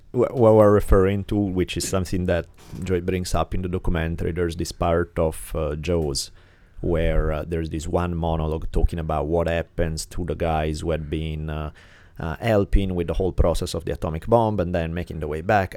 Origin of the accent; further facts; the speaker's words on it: Italy; moved away; growing up in Italy